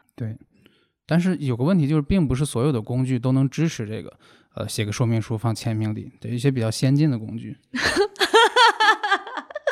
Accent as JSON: {"language": "Chinese", "region": "Hebei", "country": "China", "said": "因为我是河北人"}